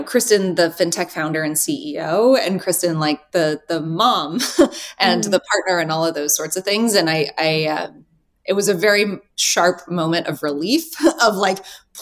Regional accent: Reno, Nevada, United States; also born or lived in Los Angeles / Midtown Manhattan; now in New York City, United States; I'm from Reno.

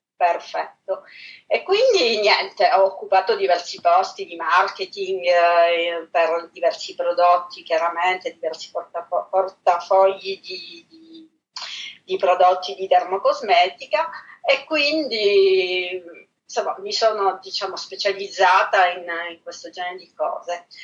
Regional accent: Palermo, Sicily, Italy; moved away as an adult; now in Paris, France; Io sono palermitana al 100%.

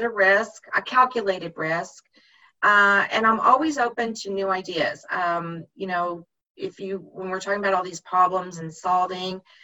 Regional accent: Midwest, United States; moved away as an adult; now in Texas, United States; I grew up in the Midwest

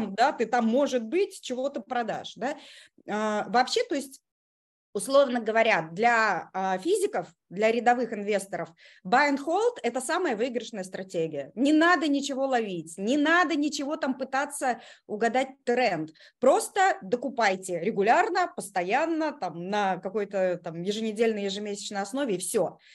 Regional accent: Kazan, Tatarstan, Russia; moved away as an adult; now in Moscow, Russia; я из Казани. Я такая наполовину татарка да, из наших. Вот. А, последние 16 лет я живу в Москве

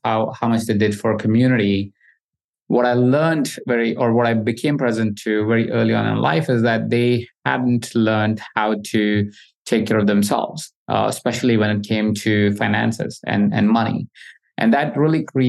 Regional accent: Jaipur, Rajasthan, India; I grew up in India in a small city, Jaipur, and I grew up really humbly

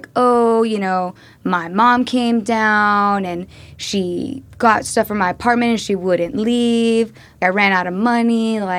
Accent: Kenya; I'm from Kenya, they're getting out of this digital dark age, they use mobile payments.

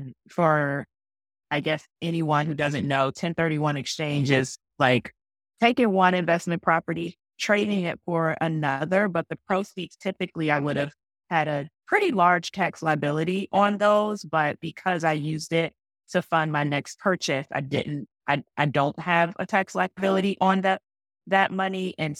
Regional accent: Atlanta, Georgia, United States; moved away; I'm from Atlanta, still have family in Atlanta.

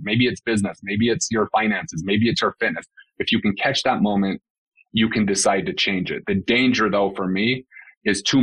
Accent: West Valley City, Utah, United States; moved away as an adult; also born or lived in Salt Lake City, Utah; now in Scottsdale, United States; I grew up in West Valley City, Utah

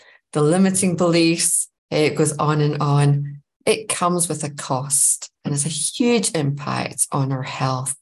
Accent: Scotland, United Kingdom; now in Germany; I am living currently in Germany, but as you can maybe hear, I am actually from Scotland

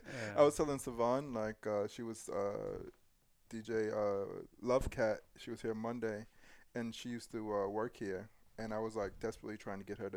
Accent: New York, United States; moved away; I grew up in New York

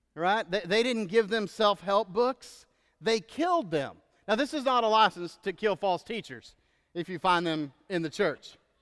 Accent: Texas, United States; moved away as an adult; now in Georgia, United States; where I grew up in Texas and most of where I lived

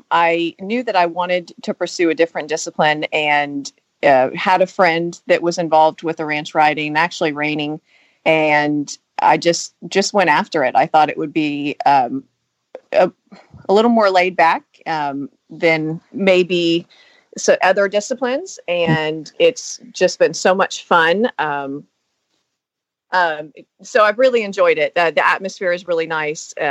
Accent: Florida, United States; now in Newnan, Georgia, United States; from Florida.

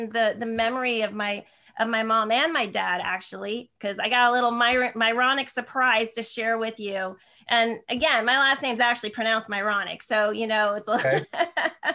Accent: New Jersey, United States; now in San Jose, United States; I'm in San Jose, California now, but I'm actually from New Jersey. So I'm a Jersey girl

